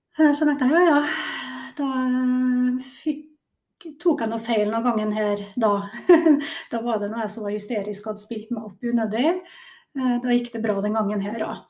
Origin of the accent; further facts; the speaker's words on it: Kristiansund, Møre og Romsdal, Norway; Nordmørsdame, så jeg er jo født og oppvokst i Kristiansund.